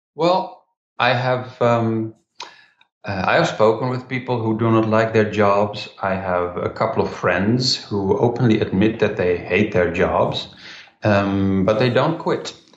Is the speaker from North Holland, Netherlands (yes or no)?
no; Rotterdam, South Holland, Netherlands; my hometown in Rotterdam, in the Netherlands